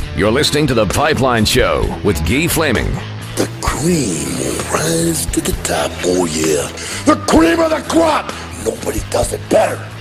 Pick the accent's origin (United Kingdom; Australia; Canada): Canada; Alberta; also born or lived in New Brunswick; I grew up in Alberta for the most part.